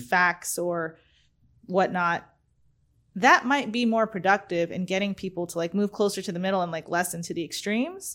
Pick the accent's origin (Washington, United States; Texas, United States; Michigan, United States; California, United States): California, United States; moved away; also born or lived in Arizona; I'm from Arizona, originally from California. I moved, I was in Arizona for twenty-one years